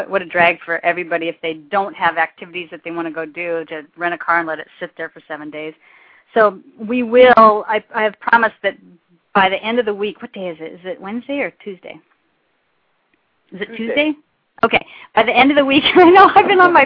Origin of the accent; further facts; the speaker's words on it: Oregon, United States; now in Hawaii, United States; I'm from Oregon